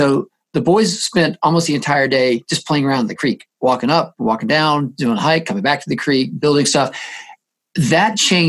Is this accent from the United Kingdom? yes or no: no; the South, United States; Yeah, it's funny, growing up in the South, you know, like you did with our dogs running around out in the woods